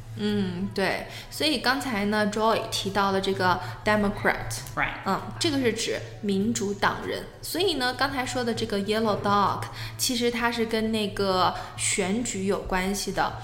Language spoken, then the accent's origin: Chinese; China; 我们作为中国人嘛，我们都属于黄种人